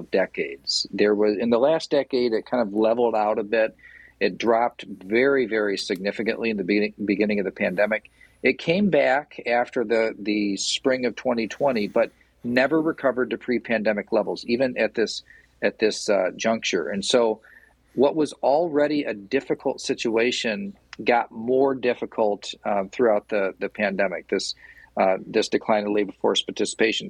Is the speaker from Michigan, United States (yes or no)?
yes; Portland, Michigan, United States; I'm from Portland. Like, I know everybody in Portland. Everybody in Portland knows me.